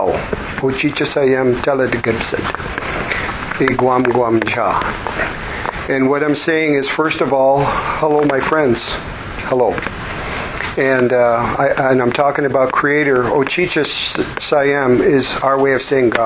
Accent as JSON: {"language": "English", "town": "Vancouver", "region": "British Columbia", "country": "Canada", "tie": "born or raised there", "said": "I was born up in Vancouver, British Columbia, Canada."}